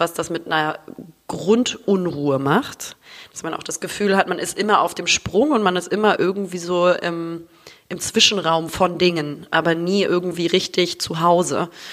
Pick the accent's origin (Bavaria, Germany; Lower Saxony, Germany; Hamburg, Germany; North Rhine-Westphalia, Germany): Hamburg, Germany; now in Düsseldorf, Germany; lebe momentan äh, in Düsseldorf, bin aber eigentlich gebürtig aus Hamburg